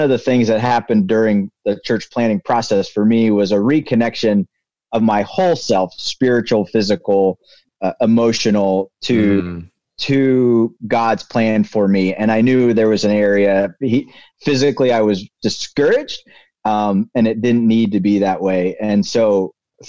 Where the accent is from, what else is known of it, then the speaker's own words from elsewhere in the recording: Reading, Pennsylvania, United States; I was born in Reading, Pennsylvania